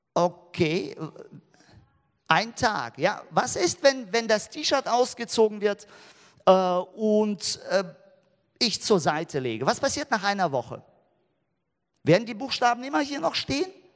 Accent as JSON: {"language": "German", "country": "Germany", "said": "bei uns in Deutschland, wir haben so viele Spielzeuge."}